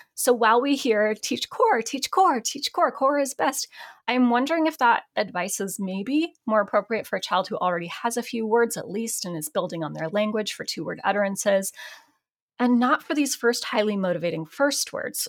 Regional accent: Portland, Oregon, United States; Portland, my hometown

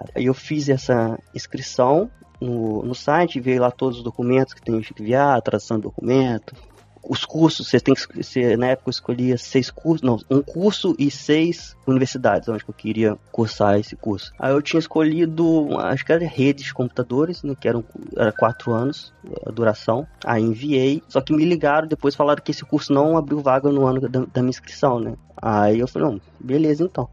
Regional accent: Comendador Levi Gasparian, Rio de Janeiro, Brazil; moved away as an adult; now in Yekaterinburg, Russia; sou de uma cidade do Brasil chamada Comendador Levi Gasparian, acredito que poucas pessoas conhecem, acredito que tem cerca de 8 mil habitantes, por aí. É estado do Rio de Janeiro

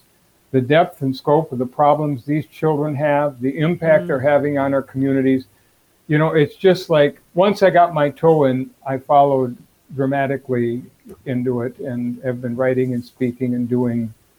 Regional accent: Minneapolis, Minnesota, United States; also born or lived in Moorhead / Fridley; now in Minnetonka, United States; Born and raised in Minneapolis. I went to school in Morehead State. A little while in Fridley, now we're in Minnetonka.

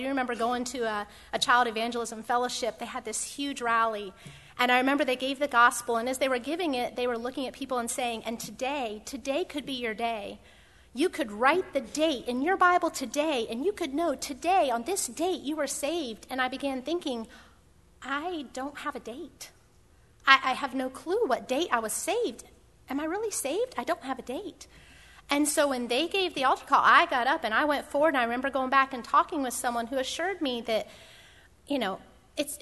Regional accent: Pennsylvania, United States; moved away as an adult; I was born in Pennsylvania. I grew up in Pennsylvania

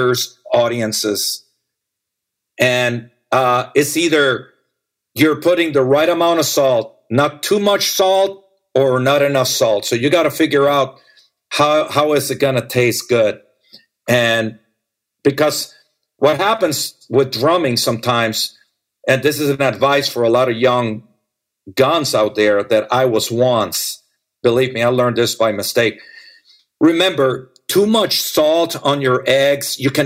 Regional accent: Las Vegas, Nevada, United States; I grew up with dancers in Las Vegas

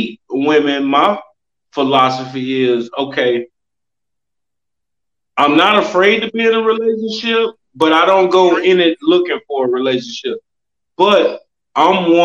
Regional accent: Louisiana and Houston, Texas, the South, United States; moved away as an adult; also born or lived in California; now in Austin, United States; I was born in California, kind of raised in the South in Louisiana and Houston, Texas.

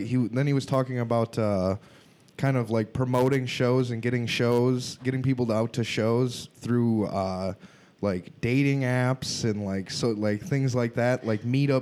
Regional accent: Wisconsin, United States; No. I'm from Wisconsin.

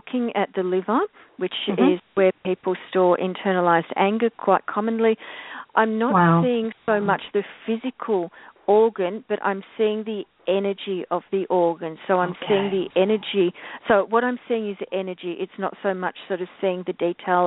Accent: Victoria, Australia; Country Victoria, which is my home state

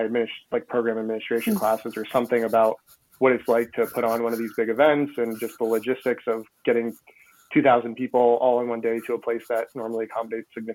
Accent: Massachusetts, United States; moved away as an adult; now in Vermont, United States; I grew up in Massachusetts. So I'm a New England kid at heart

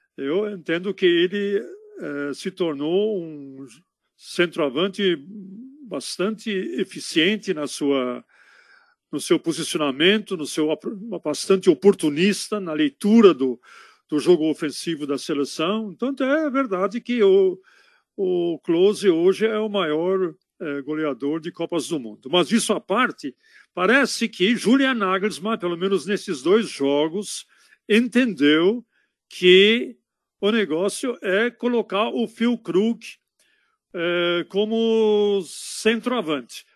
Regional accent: Berlin, Germany; now in São Paulo, Brazil; Prenzlauer Berg, é lá em Berlim. Prenzlauer Berg, na época que eu nasci lá

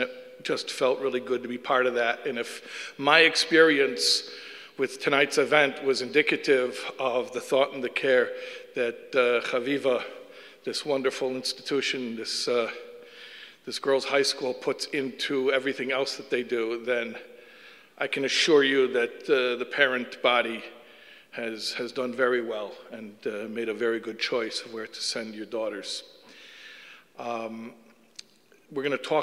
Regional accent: Chicago, Illinois, United States; moved away; I'm originally from Chicago, which is why I speak normal

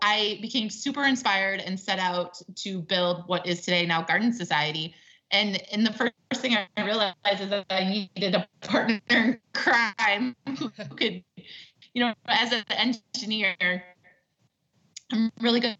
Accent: Wisconsin, United States; now in California, United States; I grew up in the Midwest

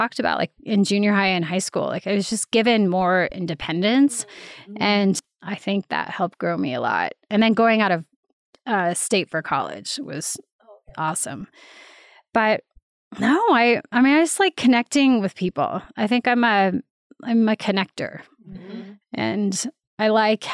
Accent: Boulder, Colorado, United States; I loved growing up in Boulder

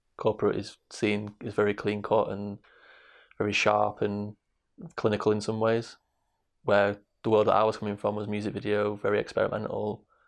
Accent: Manchester, North West England, United Kingdom; also born or lived in Salford; grew up on the streets of Manchester. I was born in Salford, l-, gr-, grew up in Hampstead, in Trafford, South Manchester

